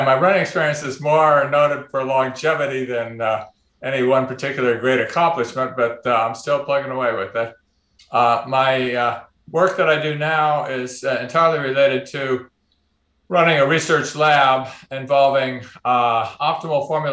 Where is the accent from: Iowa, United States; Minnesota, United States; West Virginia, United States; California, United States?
California, United States; Oakland; moved away as an adult; also born or lived in Boston, United States; now in Arkansas, United States; I grew up in Oakland